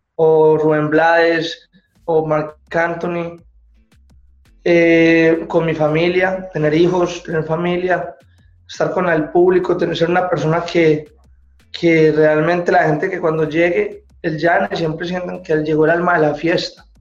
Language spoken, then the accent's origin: Spanish; Medellín, Antioquia, Colombia; yo vengo de Medellín